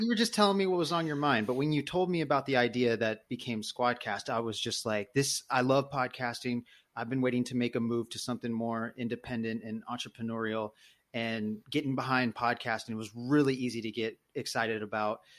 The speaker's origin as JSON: {"language": "English", "town": "Sacramento", "region": "California", "country": "United States", "tie": "born or raised there", "also_born_or_lived": "Fresno", "lives_now": "Oakland, United States", "said": "born in Fresno, but Sacramento, I call, it's like my hometown. Now live in Oakland"}